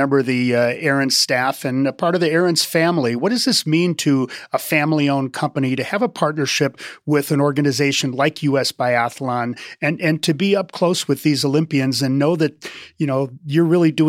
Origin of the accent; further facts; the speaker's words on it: Wisconsin, United States; moved away; I'm from Wisconsin, actually